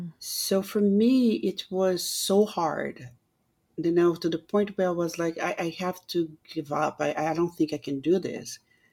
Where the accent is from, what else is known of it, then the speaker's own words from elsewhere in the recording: Brazil; now in United States; I was so lucky that I met my husband a few months I got in the United States. And even being like an American, he's so supportive of everything and so respectful of myself being Brazilian, you know?